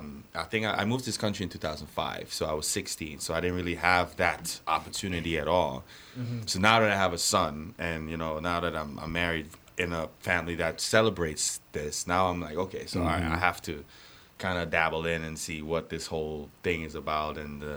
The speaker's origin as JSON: {"language": "English", "region": "Florida", "country": "United States", "tie": "born or raised there", "also_born_or_lived": "Chicago, Illinois", "moved": "yes", "said": "But you know what? I'm still happy I was raised in Florida to an extent."}